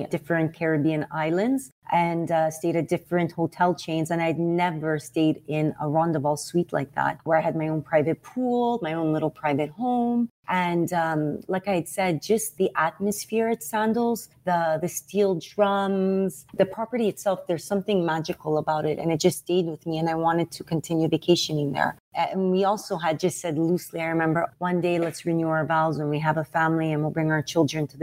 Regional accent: Montreal, Quebec, Canada; I'm from Montreal in Quebec.

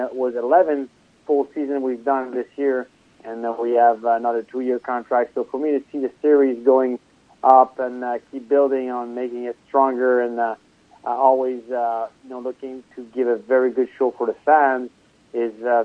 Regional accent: Trois-Rivières, Quebec, Canada; born or raised there

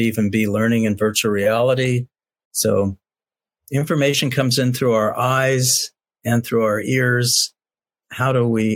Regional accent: Cincinnati, Ohio, United States; moved away as an adult; now in Santa Barbara, United States; I grew up in Cincinnati, Ohio. I'm a product of public schools from kindergarten through 12th grade, Cincinnati Public Schools

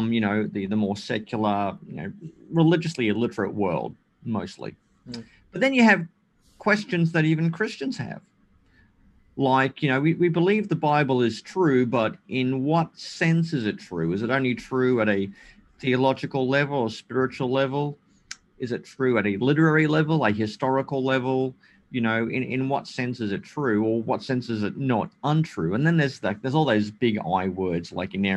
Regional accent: Australia; also born or lived in Germany; when I was about 4 years old, my parents divorced and I came to Australia with my mother, and I grew up in Australia

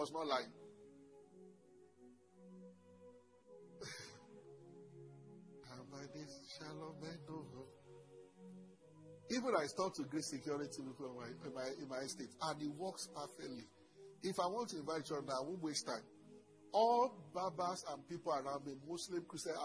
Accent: Ogun State, Nigeria; also born or lived in Lagos; I'm from Ogun State.

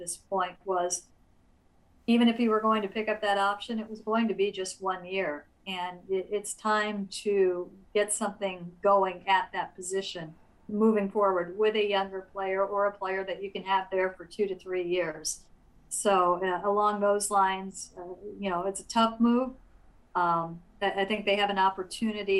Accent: Illinois, United States; moved away; I grew up mostly in Illinois.

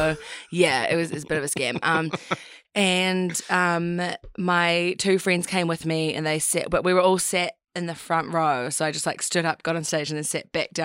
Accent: Christchurch, Canterbury, New Zealand; moved back to New Zealand, moved back to Christchurch.

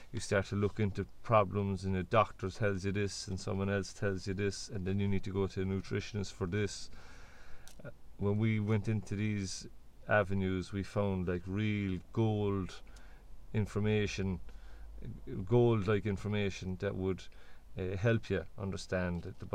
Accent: Cork, Munster, Ireland; I'm from the Loch. We're more or less from the Loch, let's say. The Loch would be a big part of Cork

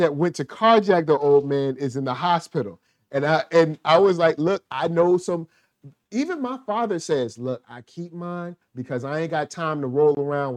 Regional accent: Richmond, Virginia, United States; I'm from Richmond, Virginia

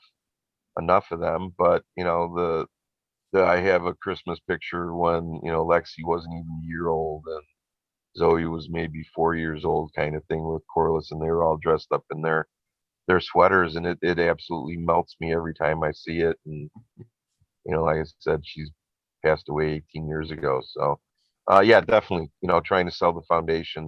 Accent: Riverside, Illinois, United States; moved away as an adult; also born or lived in Westmont, Illinois; now in Scotland, United Kingdom; the hometown where I grew up in Riverside

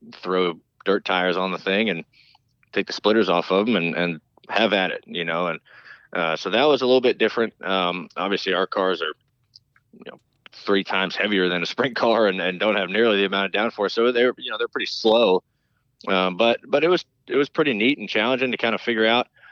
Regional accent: High Point, North Carolina, United States; I grew up in North Carolina. Um, you know, Dad started running NASCAR in the late '90s, and we moved down here um, to High Point, North Carolina

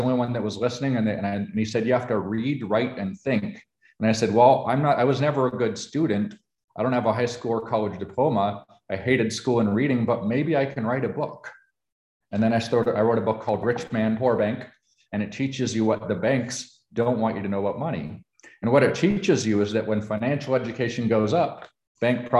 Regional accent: Canada; now in United States; I am a Canadian. I was Canadian born.

